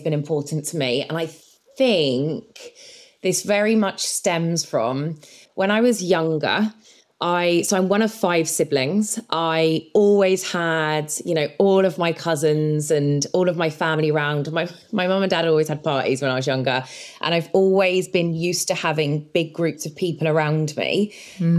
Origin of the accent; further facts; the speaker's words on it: Spain; also born or lived in England; I grew up in Spain. I was very different when I was moved to Spain at 10 years old